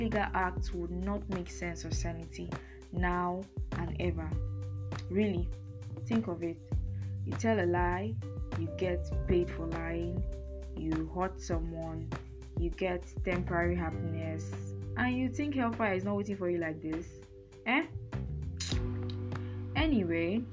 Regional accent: Nigeria; as a Nigerian

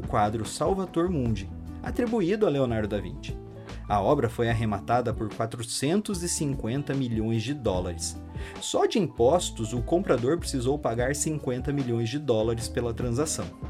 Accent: Brazil; Eu, como brasileiro

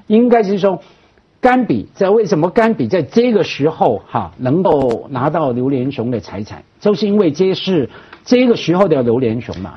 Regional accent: Hong Kong; 我们香港人

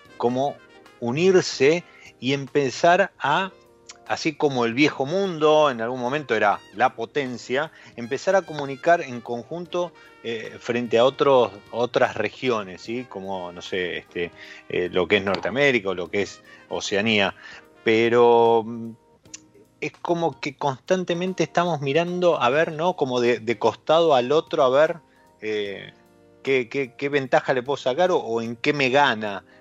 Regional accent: Argentina

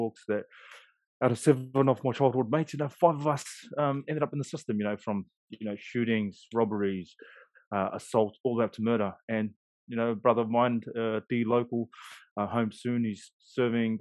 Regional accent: Auckland, New Zealand; moved away as an adult; also born or lived in Sydney, Australia; now in Christchurch, New Zealand; So I grew up East Auckland, GI boy, Glen Innes.

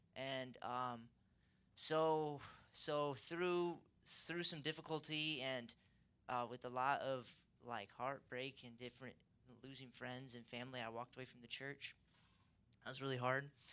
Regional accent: Seattle, Washington, United States; I'm from Seattle

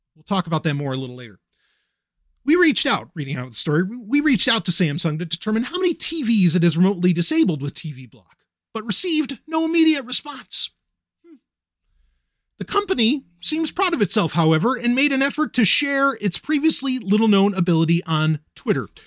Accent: New York City, New York, United States; I grew up in Queens. I grew up in New York

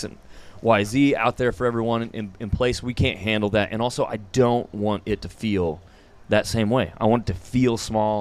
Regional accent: Parsons, Kansas, United States; now in Stillwater, United States; my hometown in Parsons, Kansas.

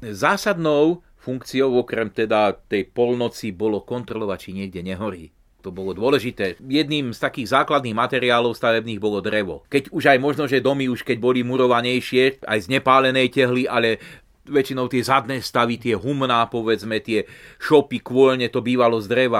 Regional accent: Turiec, Žilina Region, Slovakia; u nás v Turci na Lipovci

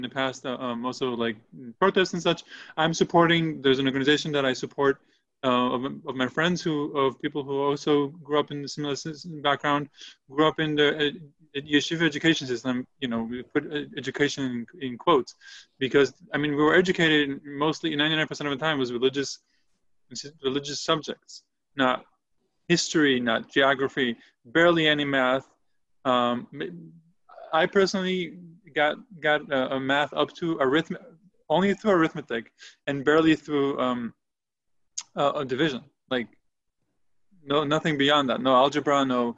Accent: Israel; English is a second language; moved away as an adult; now in Brooklyn, United States; I grew up in Israel, so it was only Hebrew

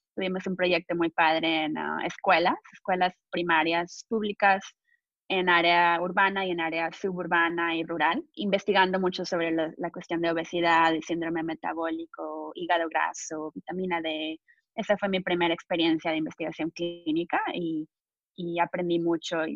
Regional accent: Monterrey, Nuevo León, Mexico; moved away as an adult; now in United States; soy de México, crecí en Monterrey, México

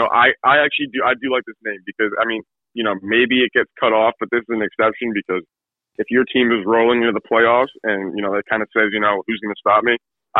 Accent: Boston, Massachusetts, United States; if I'm from Boston, which I am

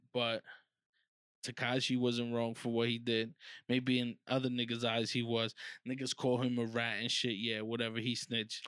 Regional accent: New York City, New York, United States; I'm not from the hood, uh, I'm from Harlem, but I'm not from the hood, hood.

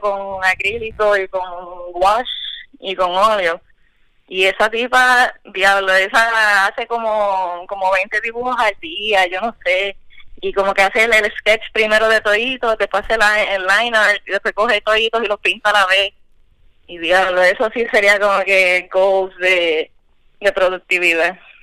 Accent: Cataño, Puerto Rico; soy de Cataño.

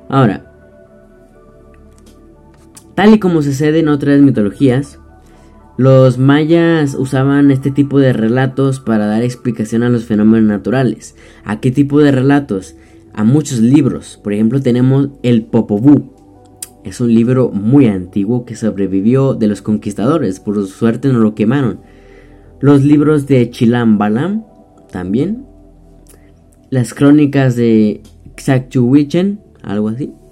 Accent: Mexico; Este, no sé de en qué país seas, pero para que sepas que yo soy de México, claro.

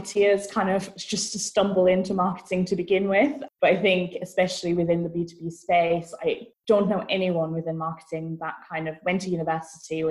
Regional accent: Vienna, Austria; moved away as an adult; also born or lived in Manchester, United Kingdom / Brighton, United Kingdom; now in Bristol, United Kingdom; I'm originally from Vienna, Austria.

